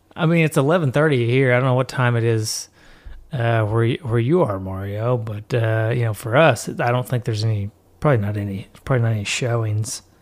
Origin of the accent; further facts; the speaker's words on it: Tennessee, United States; I am from Tennessee